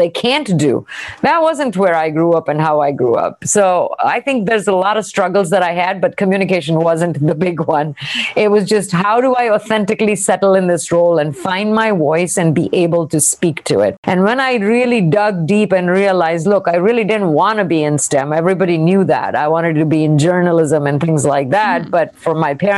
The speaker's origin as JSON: {"language": "English", "country": "India", "tie": "born or raised there", "moved": "yes", "said": "I grew up in India"}